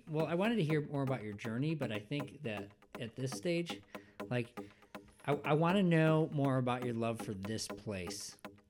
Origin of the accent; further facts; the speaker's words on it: Illinois, United States; Which is where I grew up.